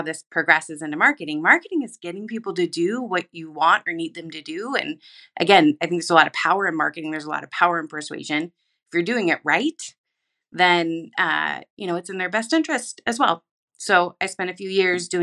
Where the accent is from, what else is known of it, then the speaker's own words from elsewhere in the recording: Pacific Northwest, United States; moved away; I'm from the Pacific Northwest.